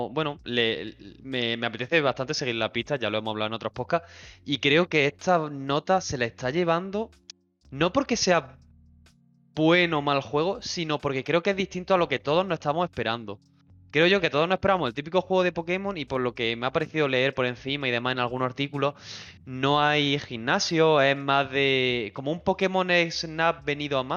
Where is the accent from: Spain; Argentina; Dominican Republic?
Argentina; No soy italiano. Yo soy argentino.